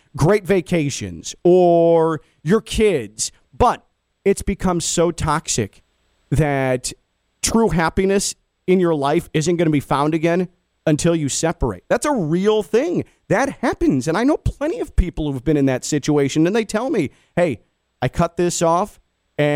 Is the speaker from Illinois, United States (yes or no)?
yes; Chicago, Illinois, United States; as a Chicagoan